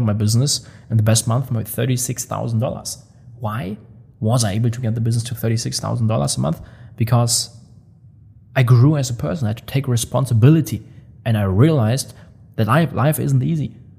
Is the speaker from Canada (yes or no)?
no; Germany; moved away as an adult; now in Dubai, United Arab Emirates; I love the people from my hometown. I'm still like so close with all the buddies. Um, they they visit me here in Dubai. We go on trips together. When I'm in Germany, I always hang around with them